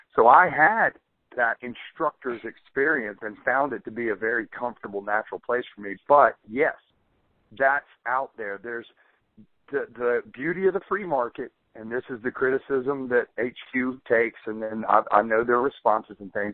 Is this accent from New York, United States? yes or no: no; Birmingham, Alabama, United States; I'd say Birmingham.